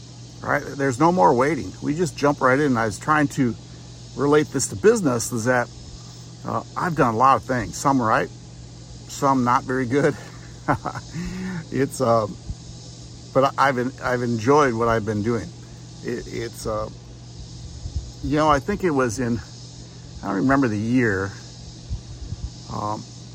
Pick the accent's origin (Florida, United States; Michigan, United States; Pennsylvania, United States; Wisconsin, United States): Wisconsin, United States; Nancy and I grew up in Wisconsin, and I lived on a lake